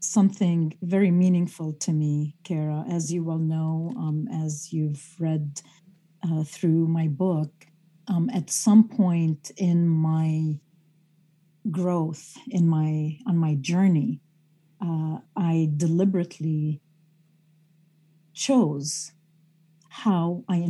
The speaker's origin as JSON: {"language": "English", "town": "Beirut", "region": "Beirut Governorate", "country": "Lebanon", "tie": "born or raised there", "said": "I grew up in Beirut, Lebanon"}